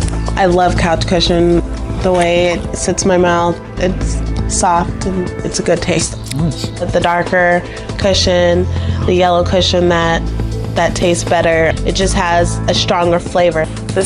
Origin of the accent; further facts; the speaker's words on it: Bradenton, Florida, United States; I'm 30 years old. I'm from Bradenton, Florida